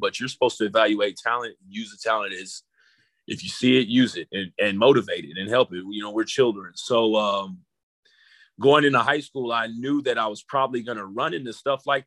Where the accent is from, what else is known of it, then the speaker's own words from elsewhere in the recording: College Station, Texas, United States; growing up in College Station, we played, and where I grew up, you know, prior to moving out